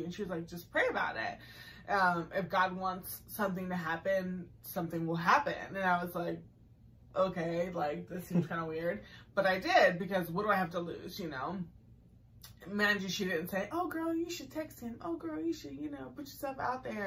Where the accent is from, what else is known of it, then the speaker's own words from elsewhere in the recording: Massachusetts, United States; I did grow up in Maryland. I grew up in Massachusetts